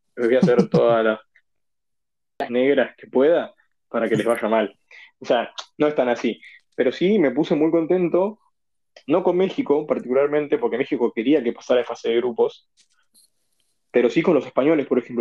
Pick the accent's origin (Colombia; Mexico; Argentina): Argentina; me tomo como argentino